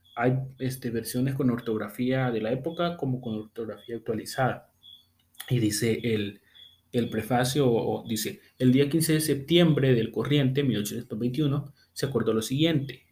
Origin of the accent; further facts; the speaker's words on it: El Salvador; yo como buen salvadoreño